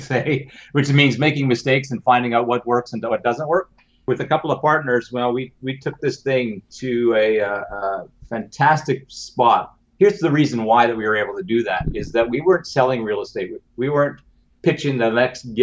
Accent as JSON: {"language": "English", "country": "Canada", "said": "being a Canadian"}